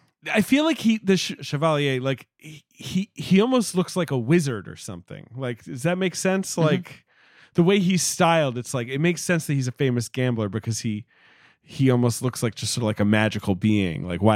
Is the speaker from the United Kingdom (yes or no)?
yes; England, United Kingdom; I am English